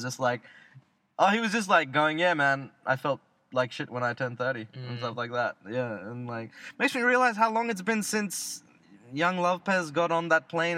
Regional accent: Australia; accent: Australian; I said I was Australian

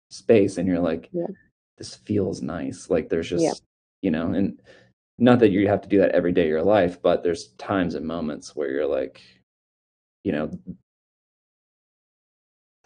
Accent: Missouri, United States; I grew up in Missouri, very poor, like literally grew up in a trailer

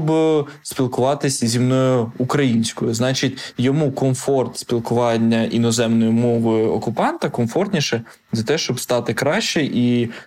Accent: Ukraine; Ні, я з України. Це там, де Європа. Це там, де Дніпро.

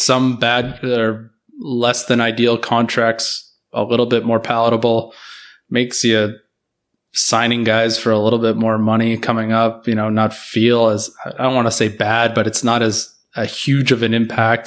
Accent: Canada; as a Canadian

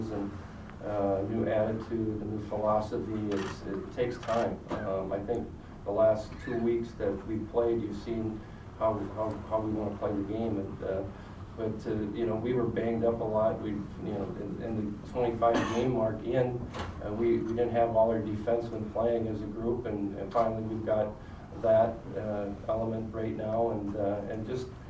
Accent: South St. Paul, Minnesota, United States; growing up in Minnesota and South St. Paul

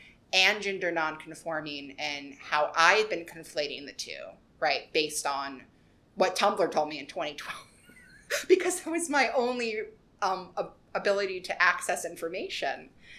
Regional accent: Appalachia, United States; I am from Appalachia, which is one of probably the most beautiful places I've been. I haven't been super, super many places, but growing up in the Appalachian Mountains is like growing up in the Garden of Eden, right?

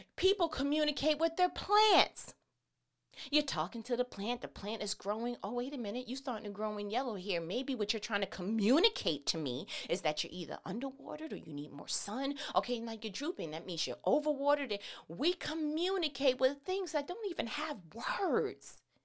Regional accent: New York, United States; I'm from New York

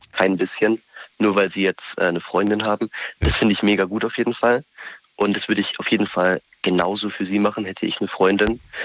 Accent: Vörstetten, Baden-Württemberg, Germany; ich komme aus Förstetten

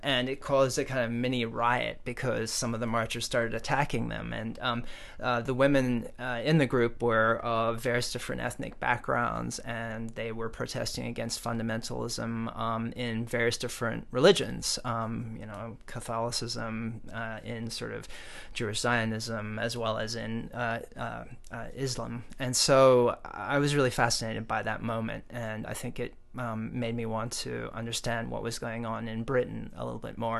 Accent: South Africa; now in United States; I was born in South Africa

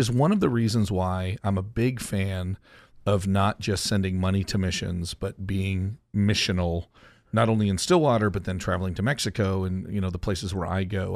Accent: Canada; moved away; also born or lived in Joplin, Missouri; I came from Canada to Joplin

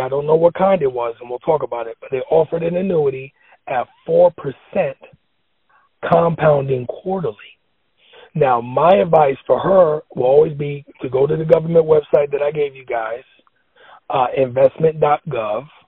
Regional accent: New York City, New York, United States; When I was growing up in the Bronx

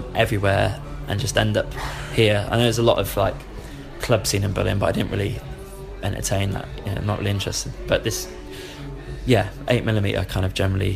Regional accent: Weston-super-Mare, South West England, United Kingdom; my hometown, Weston-super-Mare

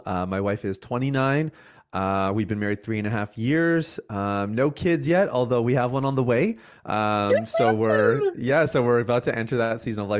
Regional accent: Canada; I am Canadian. I know.

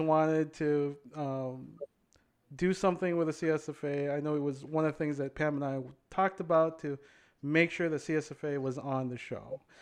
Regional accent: Philippines; now in Minnesota, United States; growing up in the Philippines

